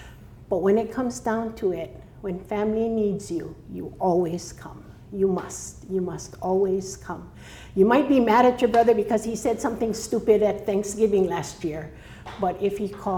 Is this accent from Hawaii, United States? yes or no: yes; Honolulu, Hawaii, United States; now in Maui, United States; I was actually born in Honolulu in Waikiki.